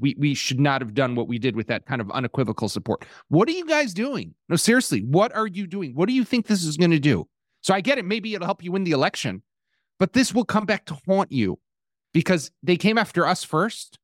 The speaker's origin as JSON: {"language": "English", "town": "Chicago", "region": "Illinois", "country": "United States", "moved": "yes", "lives_now": "Israel", "said": "I'm from Chicago"}